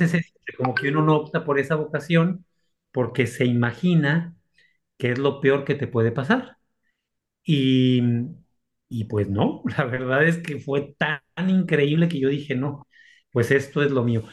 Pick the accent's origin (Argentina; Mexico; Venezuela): Mexico; Aguascalientes; moved away as an adult; also born or lived in Monterrey, Mexico / Salamanca, Spain / Rome, Italy; mi ciudad natal, que es Aguascalientes